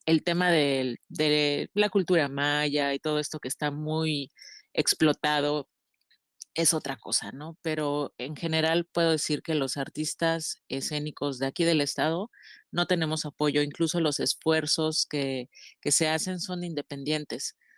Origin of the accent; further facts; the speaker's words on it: Chetumal, Quintana Roo, Mexico; yo que nací en Chetumal